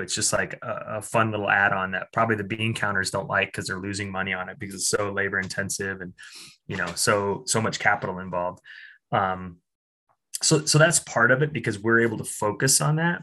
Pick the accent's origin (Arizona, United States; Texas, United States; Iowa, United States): Iowa, United States; I uh, was born and raised in Iowa